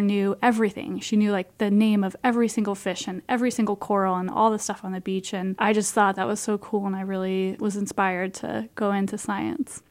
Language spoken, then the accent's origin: English; Iowa, United States; I grew up in Iowa